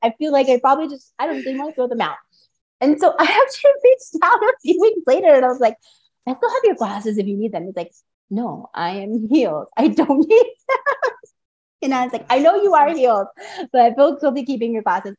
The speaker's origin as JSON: {"language": "English", "town": "Carbondale", "region": "Illinois", "country": "United States", "tie": "born or raised there", "also_born_or_lived": "Mount Vernon, Illinois", "moved": "yes", "lives_now": "Las Vegas, United States", "said": "I'm actually from Illinois. I'm from Southern Illinois. I lived in Mount Vernon. I lived in Carbondale and spent a lot of time there during my childhood."}